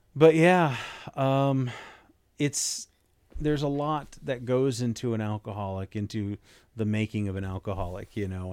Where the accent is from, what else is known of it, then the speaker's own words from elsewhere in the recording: Las Vegas, Nevada, United States; growing up in Las Vegas